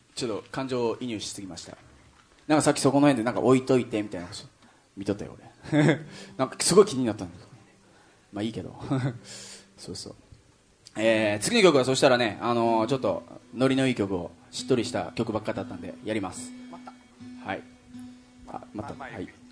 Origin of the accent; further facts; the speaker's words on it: Kyushu, Japan; 九州出身なんでですね